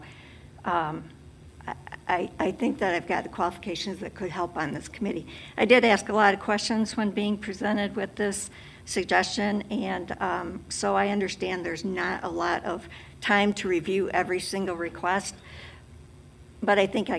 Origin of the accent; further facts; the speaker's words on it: Lansing, Michigan, United States; I'm born and raised in Lansing. I'm a third generation realtor.